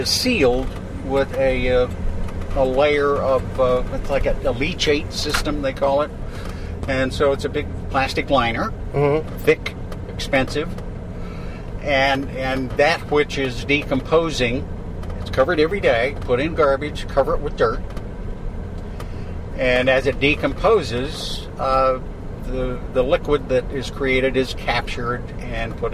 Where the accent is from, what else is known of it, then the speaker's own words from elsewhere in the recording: West Concord, Minnesota, United States; now in Missoula, United States; my hometown in West Concord, Minnesota, a little tiny town of a few hundred people